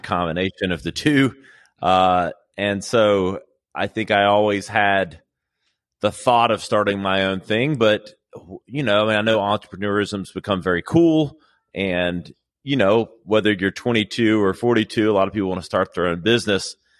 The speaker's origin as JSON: {"language": "English", "town": "Greenville", "region": "South Carolina", "country": "United States", "tie": "born or raised there", "said": "here in Greenville, which is my original home. I'm from South Carolina"}